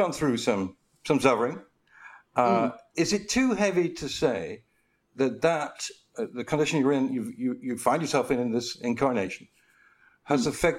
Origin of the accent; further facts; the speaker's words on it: Lancashire, North West England, United Kingdom; now in United States; when I first moved to America, I'm from Lancashire, but I moved here many years ago